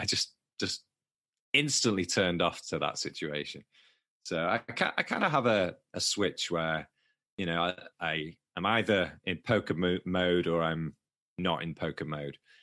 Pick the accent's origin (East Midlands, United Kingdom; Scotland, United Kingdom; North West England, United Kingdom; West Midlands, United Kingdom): North West England, United Kingdom; Manchester; accent: Manchester; my Manchester accent